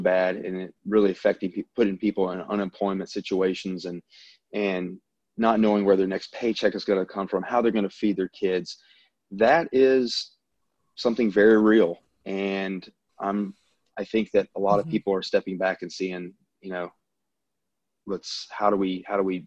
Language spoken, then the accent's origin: English; the South, United States; accent: Southern; now in Louisiana, United States; I'm from the South. I mean, obviously everyone can probably tell by my accent